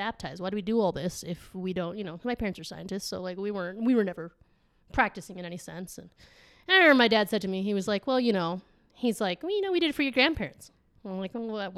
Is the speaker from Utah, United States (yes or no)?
yes; Salt Lake City, Utah, United States; also born or lived in San Juan, Argentina; when I was here in Utah growing up